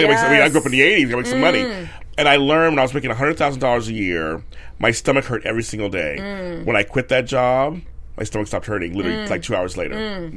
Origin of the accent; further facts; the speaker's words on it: Los Angeles, California, United States; I grew up in South Central LA, so I grew up not rich or anything.